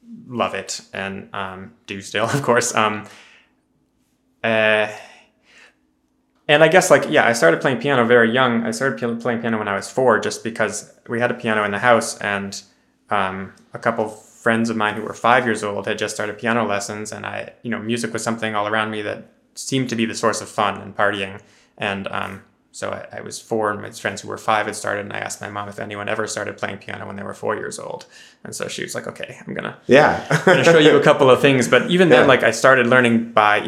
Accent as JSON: {"language": "English", "town": "Boston", "region": "Massachusetts", "country": "United States", "tie": "born or raised there", "said": "I was born in the Boston area"}